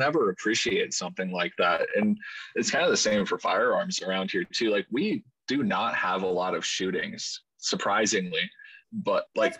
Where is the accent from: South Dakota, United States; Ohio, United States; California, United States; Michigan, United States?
South Dakota, United States; Lemmon; one of my friends that I grew up with in Lemon, South Dakota